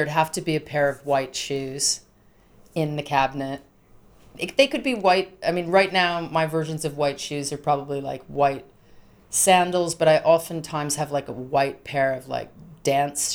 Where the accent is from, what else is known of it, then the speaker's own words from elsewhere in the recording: Rhode Island, United States; also born or lived in south of England; I grew up in Rhode Island in the United States